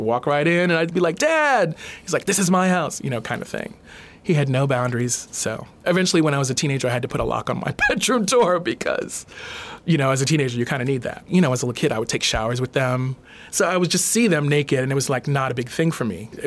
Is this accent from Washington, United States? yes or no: no; New York City, New York, United States; also born or lived in Brooklyn / Rosedale, Queens / Trinidad (parents); I grew up in New York City. Born in Brooklyn, lived in Brooklyn till I was about 11, and then we moved out to Rosedale, Queens